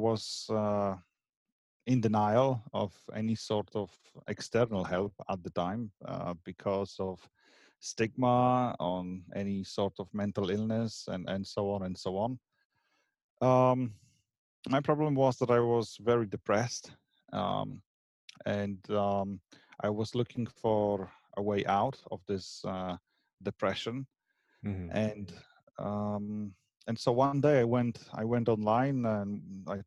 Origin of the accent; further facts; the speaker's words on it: Poland; moved away as an adult; also born or lived in Scotland; now in Ireland; I am of Polish origin, but I moved out from Poland about 15, 16, something like this, years ago. And my first country I moved to was Scotland